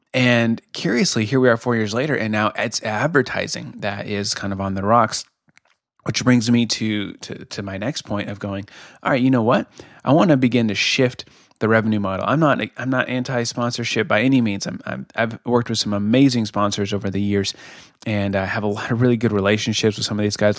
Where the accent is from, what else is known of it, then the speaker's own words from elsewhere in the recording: Colorado, United States; moved away as an adult; now in Kansas City, United States; I'm from Colorado originally